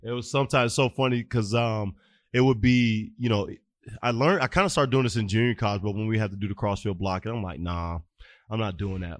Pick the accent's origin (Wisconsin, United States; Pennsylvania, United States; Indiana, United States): Indiana, United States; Fort Wayne; moved away; I grew up in Fort Wayne, Indiana.